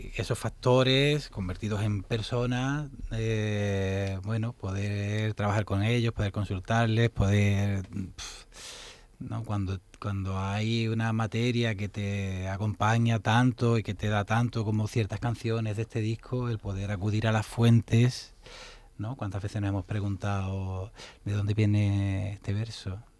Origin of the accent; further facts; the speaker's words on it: Los Palacios y Villafranca, Andalusia, Spain; yo soy de pueblo, soy de los Palacios, de un pueblecito ahí cercano a Sevilla